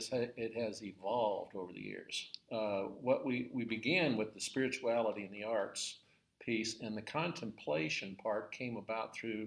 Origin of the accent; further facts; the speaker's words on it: Long Beach, California, United States; now in Amarillo, United States; California, Southern California.